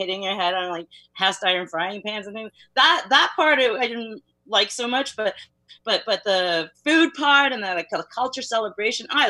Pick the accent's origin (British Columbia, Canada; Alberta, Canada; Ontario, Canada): Ontario, Canada; Mississauga; English is a second language; now in Toronto, Canada; I grew up in Mississauga